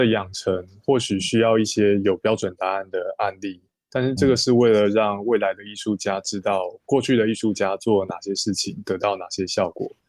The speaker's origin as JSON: {"language": "Chinese", "country": "Taiwan", "said": "那过去十年，以我台湾人的理解，台湾社会也多出了很多新的概念，像是情绪勒索、转型正义，还有霸凌"}